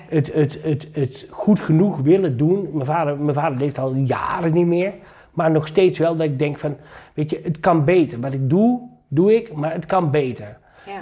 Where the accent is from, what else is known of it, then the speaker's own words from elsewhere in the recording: Achterhoek, Gelderland, Netherlands; ik ben geboren en getogen in de Achterhoek